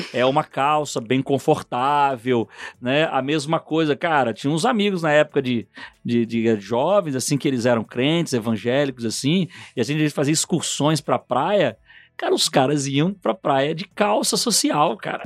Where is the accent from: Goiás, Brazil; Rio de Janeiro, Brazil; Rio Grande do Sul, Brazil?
Rio de Janeiro, Brazil; moved away; also born or lived in São Paulo; Eu, eu nasci no Rio de Janeiro, morei um tempo em São Paulo